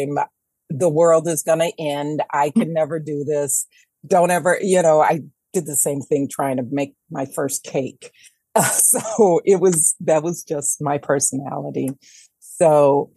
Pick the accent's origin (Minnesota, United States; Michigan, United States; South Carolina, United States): Michigan, United States; Detroit; moved away as an adult; also born or lived in New York; I am born and raised in Detroit proper